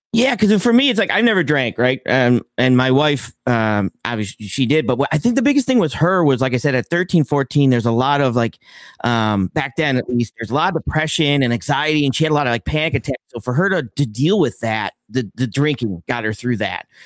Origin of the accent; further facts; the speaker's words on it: Buffalo, New York, United States; I'm from Buffalo, New York